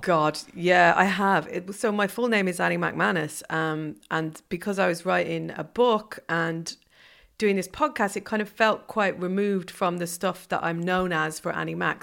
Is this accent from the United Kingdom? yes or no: no; Ireland; moved away; growing up in Ireland